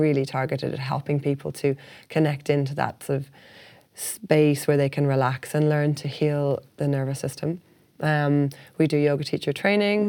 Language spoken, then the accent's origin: English; Ireland; also born or lived in Hong Kong